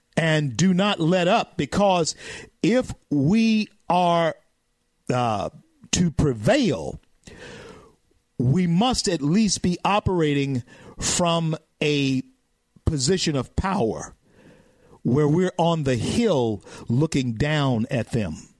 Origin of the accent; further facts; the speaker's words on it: the South, United States; I'm a Southerner, okay, and I educate my, my people in the South